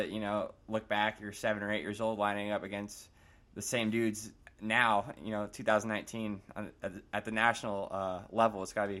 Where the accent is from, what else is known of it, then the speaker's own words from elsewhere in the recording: Florida, United States; I'm from Florida